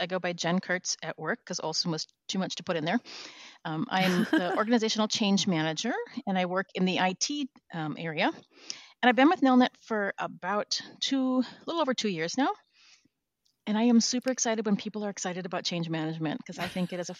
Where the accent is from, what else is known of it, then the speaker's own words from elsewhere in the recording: Minnesota, United States; also born or lived in Florida / New Zealand / Vancouver, Canada; now in Washington, United States; I'm originally from Minnesota, but I've lived kind of around different places. I moved to Florida for a while and then New Zealand and then Vancouver, Canada.